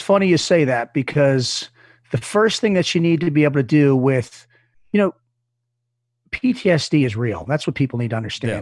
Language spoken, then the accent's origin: English; Reisterstown, Maryland, United States; also born or lived in Dundalk, Maryland; I was in Dundalk, Maryland. I'm, which isn't a great part of town, and I moved out to Reisterstown, where I lived, which wasn't another great part of town. I'm from Maryland